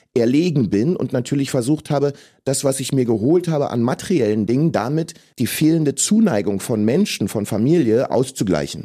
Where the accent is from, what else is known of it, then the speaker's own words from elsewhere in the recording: Berlin, Germany; ich bin in Ostberlin geboren als äh, Sohn eines afrikanischen, eines ghanaischen Vaters und einer deutschen Mutter